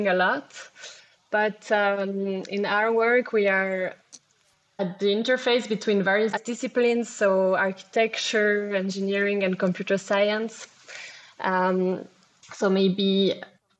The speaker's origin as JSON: {"language": "English", "region": "Geneva", "country": "Switzerland", "said": "I am from Geneva"}